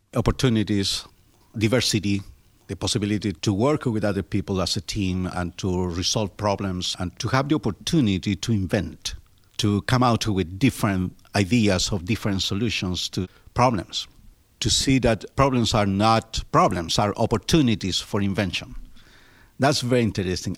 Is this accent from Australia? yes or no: no; Chile; English is a second language; moved away as an adult; now in Pittsburgh, United States; I was born in Chile in 1953 my country is uh, located in the southernmost part of the Americas